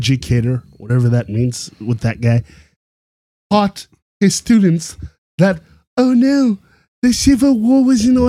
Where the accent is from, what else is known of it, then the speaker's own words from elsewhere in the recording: Canada; as a Canadian